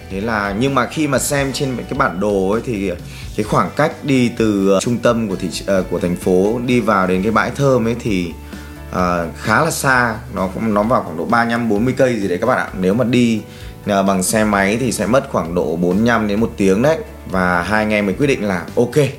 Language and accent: Vietnamese; Ho Chi Minh City, Vietnam; mình đến từ Hồ Chí Minh